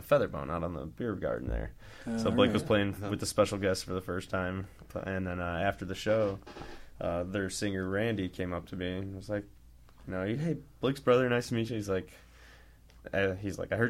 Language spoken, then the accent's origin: English; La Porte, Indiana, United States; I grew up in LaPorte. Went to New Prairie High School